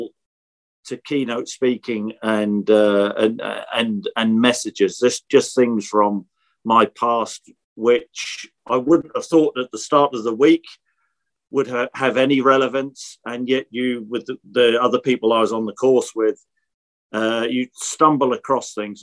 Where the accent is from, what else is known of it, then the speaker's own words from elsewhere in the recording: Norfolk, village outside Norwich, East of England, United Kingdom; accent: Norfolk; You could probably tell from my accent, Norfolk accent. So I was brought up in Norfolk. Yeah, just in a little village outside. Norwich.